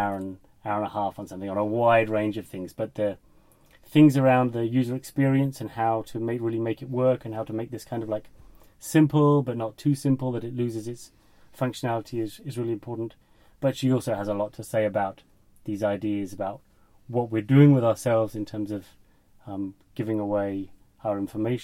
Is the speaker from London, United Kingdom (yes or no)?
yes; London, United Kingdom; now in Kiel, Germany; I come from London